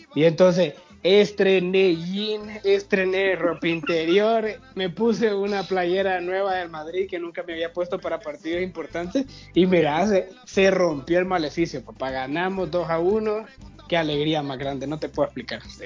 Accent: Honduras; como, como hondureños

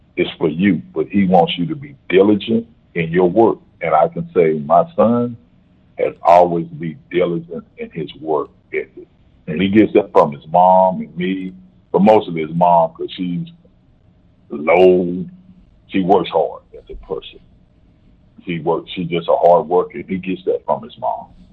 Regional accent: Shreveport, Louisiana, United States; now in Grand Prairie, United States; I grew up in Shreveport, Louisiana

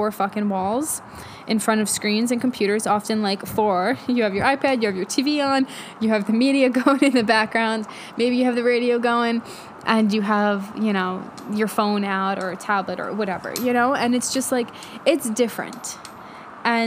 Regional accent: New York City, New York, United States; I grew up in New York, right outside the city in Queens

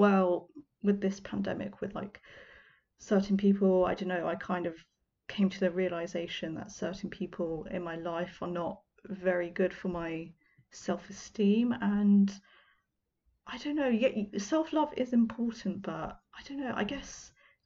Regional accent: United Kingdom; I know it's really cringy as a Brit for me to say y'all

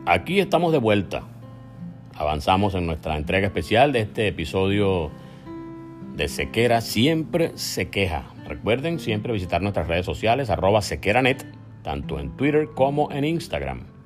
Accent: Venezuela; moved away as an adult; País al cual tenemos derecho a regresar, por cierto, porque somos venezolanos

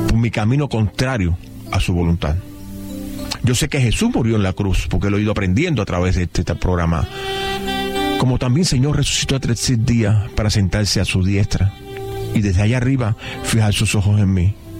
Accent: Cuba; yo no soy cubano mesiánico

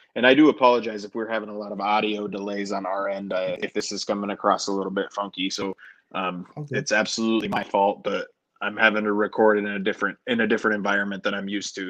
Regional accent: Denver, Colorado, United States; I grew up in Denver, Colorado

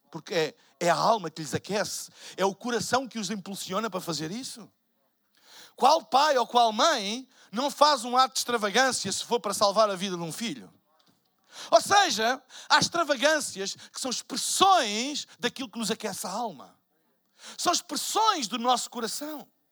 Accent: Portugal; Eu sou de Portugal.

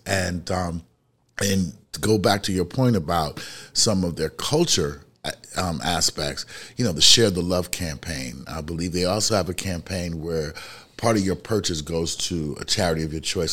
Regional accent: New York City, New York, United States; I'm from the city, I'm from the Bronx, New York.

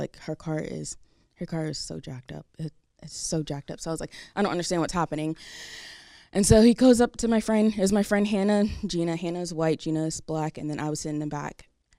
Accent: Delaware, United States; now in Jacksonville, United States; I think the first time that I've experienced racism was when I moved from Jacksonville, from Delaware, which was a big culture shock because where my parents and I lived at in Delaware

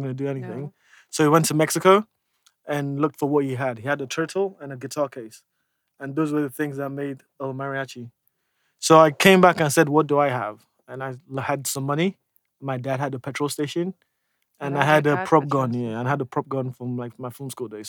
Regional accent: Nigeria; I'll always be a Nollywood filmmaker because I am Nigerian and I will be making movies in Nigeria

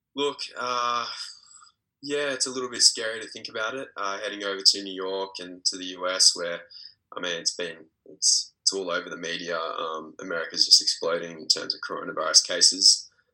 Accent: Australia; also born or lived in Belgrade, Serbia; being an Australian tennis player.

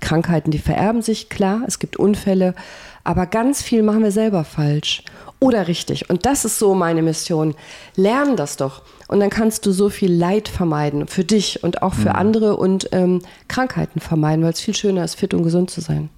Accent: Remscheid, North Rhine-Westphalia, Germany; ich komme aus Remscheid

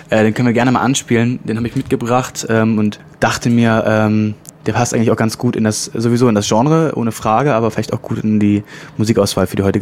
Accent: Leipzig, Saxony, Germany; Also Moloch kenne ich natürlich als, als Leipziger aus Leipzig

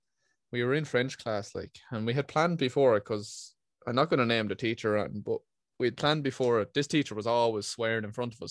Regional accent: Ireland; being Irish means you use language like a flowing stream of conscientiousness

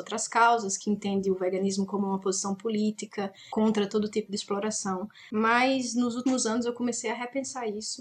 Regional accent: Natal, Rio Grande do Norte, Brazil; moved away as an adult; also born or lived in Paris; Eu eu sou de Natal, no Rio Grande do Norte, e faz muito tempo que eu saí de lá para fazer faculdade

